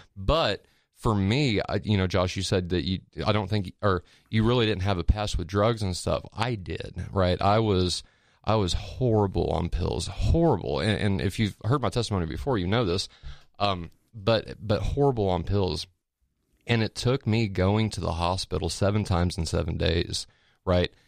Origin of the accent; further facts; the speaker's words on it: Petersburg, Indiana, United States; moved away as an adult; also born or lived in Pensacola, Florida; I moved from Pens, or from, uh, little town called Petersburg, Indiana, to Pensacola, Florida whenever I was eighteen